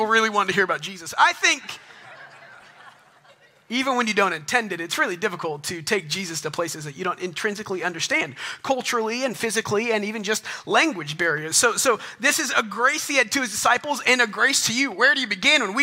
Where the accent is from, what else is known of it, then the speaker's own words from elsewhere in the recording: Texas, United States; accent: small Texas accent; moved away; also born or lived in Guatemala; I grew up in Texas in high school